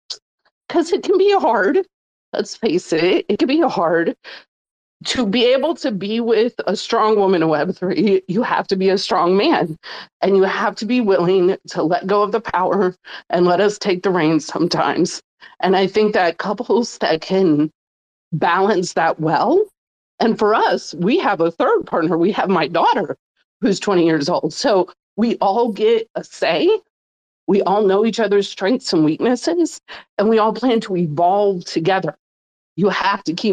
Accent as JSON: {"language": "English", "region": "Mississippi", "country": "United States", "tie": "born or raised there", "also_born_or_lived": "New Orleans", "said": "I grew up in poverty in Mississippi"}